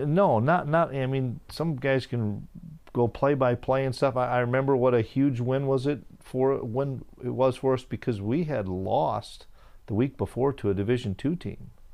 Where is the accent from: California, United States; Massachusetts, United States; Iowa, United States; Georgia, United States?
Iowa, United States; Waterloo; moved away; my hometown in Waterloo